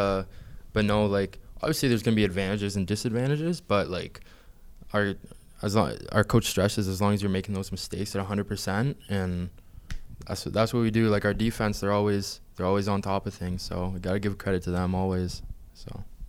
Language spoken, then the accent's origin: English; Hamilton, Ontario, Canada; that I'm from Hamilton